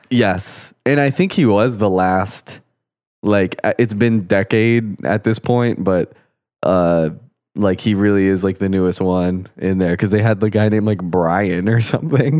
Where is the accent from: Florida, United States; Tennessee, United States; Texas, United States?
Florida, United States; growing up in Florida